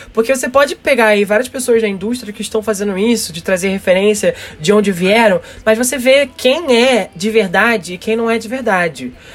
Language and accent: Portuguese; Rio de Janeiro, Brazil; aqui no Rio de Janeiro, pelo menos na parte onde eu cresci, da periferia do Rio de Janeiro